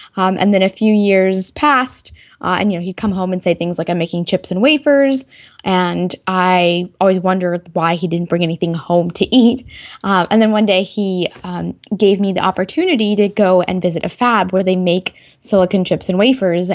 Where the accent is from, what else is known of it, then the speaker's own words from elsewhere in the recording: Texas, United States; moved away as an adult; also born or lived in North Carolina; I could originally say I'm from Texas, since that's where I spent most of my youth, um, you know, elementary school through high school.